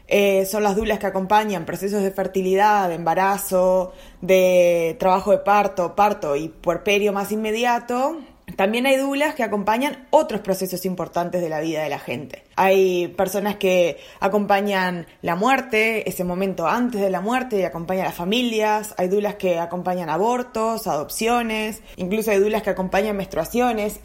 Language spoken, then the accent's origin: Spanish; Montevideo, Uruguay; moved away as an adult; also born or lived in New Zealand; now in Glasgow, United Kingdom; soy uruguaya de Montevideo y actualmente vivo en la ciudad de Glasgow, en Escocia